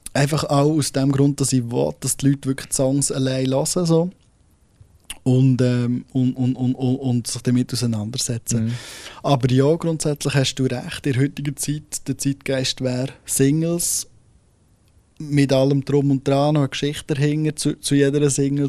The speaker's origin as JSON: {"language": "German", "region": "Solothurn", "country": "Switzerland", "said": "vom Kanton Solothurn aus, also von dort, wo ich herkomme"}